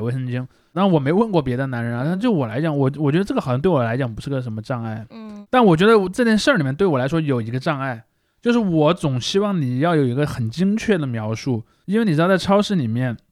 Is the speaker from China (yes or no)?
yes; China; 我们那儿在大概在九十年代左右的时候建了一，我们那儿第一座很跨嘉陵江的桥